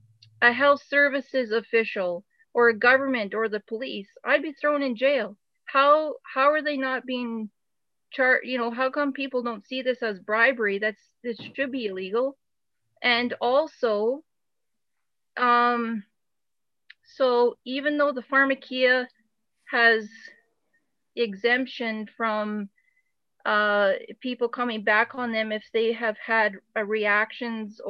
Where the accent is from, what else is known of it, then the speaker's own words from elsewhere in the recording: Alberta, Canada; my husband and I, we're from Alberta, Canada